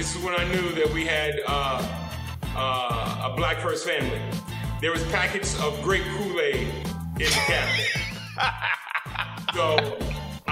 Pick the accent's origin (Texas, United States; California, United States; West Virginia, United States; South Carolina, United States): California, United States; Compton; moved away as an adult; also born or lived in Washington, D.C.; growing up in Compton, living in L.A.